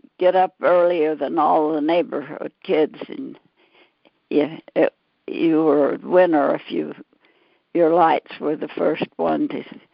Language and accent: English; Pleasant Grove, United States; I was born and raised in Pleasant Grove